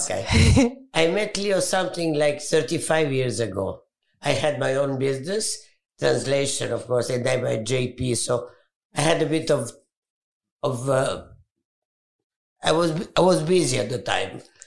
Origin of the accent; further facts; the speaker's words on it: Alexandria, Alexandria Governorate, Egypt; I was born in Egypt, in Alexandria, beautiful city.